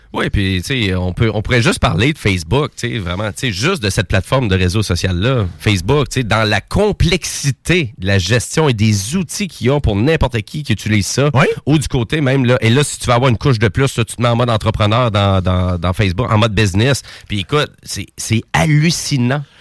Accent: Quebec, Canada; accent: Québécois; mon petit accent québécois

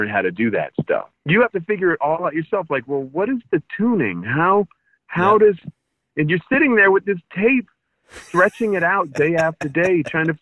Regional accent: East Bay, California, United States; moved away as an adult; also born or lived in Paris, France / Brooklyn, New York / Montclair, New Jersey; now in Greensboro, United States; an American who grew up in, like, the East Bay

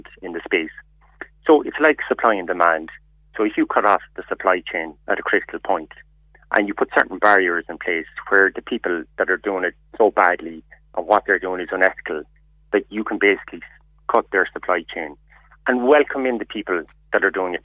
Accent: Kerry, Munster, Ireland; now in Dublin, Ireland; We are based in Dublin. I'm initially from Kerry myself

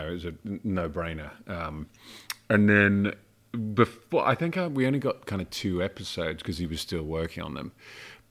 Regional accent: Princes Risborough, South East England, United Kingdom; moved away; also born or lived in Aylesbury; I grew up in a town called Prince's Risborough, which is in Buckinghamshire

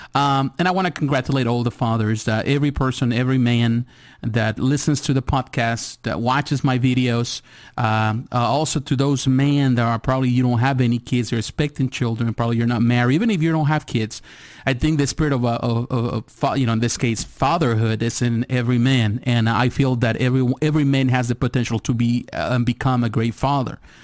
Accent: Mexico; moved away; I was born in Mexico, so I live in Mexico as a kid.

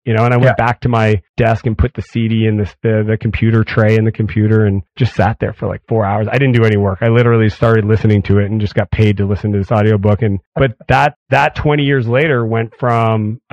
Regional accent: Canada; I'm Canadian

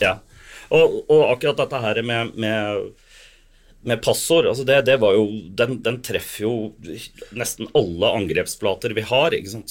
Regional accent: Sandefjord, Vestfold, Norway; moved away as an adult; now in Bergen, Norway; jeg, er jo egentlig fra Sandefjord, da. Men okay. jeg, har bodd i Bergen i 40 år

